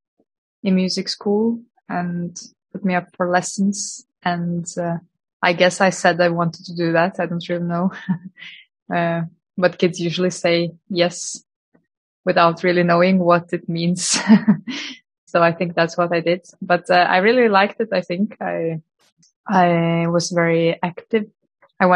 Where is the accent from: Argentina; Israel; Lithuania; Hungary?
Lithuania; also born or lived in Norway; now in Oslo, Norway; I'm originally from Lithuania, but I've been living in Norway since 2010